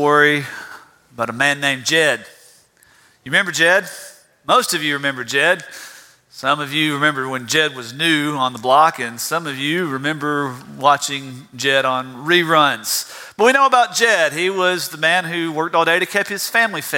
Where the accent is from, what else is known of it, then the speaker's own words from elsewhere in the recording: South Georgia, United States; I'm from South Georgia. You can't get away from that.